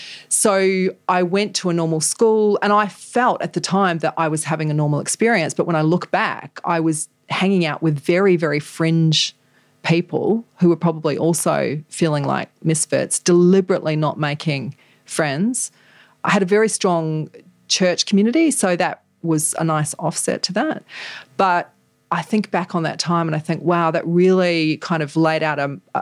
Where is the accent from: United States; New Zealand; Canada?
New Zealand; And I felt like I grew up in an American society because the culture that I grew up in New Zealand in that group was very American.